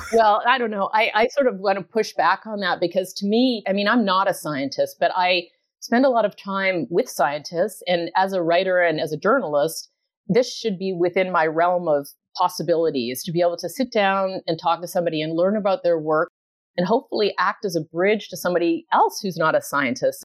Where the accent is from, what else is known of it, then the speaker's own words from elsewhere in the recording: Canada; moved away; I grew up in Canada, not ocean territory